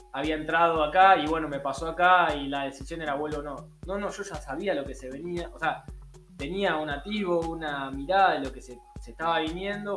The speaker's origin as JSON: {"language": "Spanish", "country": "Argentina", "moved": "as an adult", "lives_now": "Australia"}